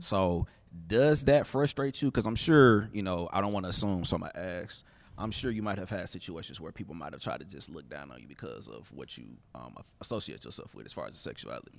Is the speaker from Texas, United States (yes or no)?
no; Atlanta, Georgia, United States; I'm from Atlanta, so, you know, I, you know, I'm from the A.